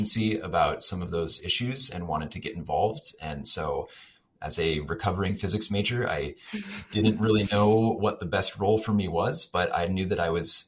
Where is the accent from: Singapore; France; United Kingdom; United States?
United States; Kansas City, Kansas; moved away as an adult; also born or lived in Chicago / Sweden; now in Madison, United States; I grew up in the Kansas City suburbs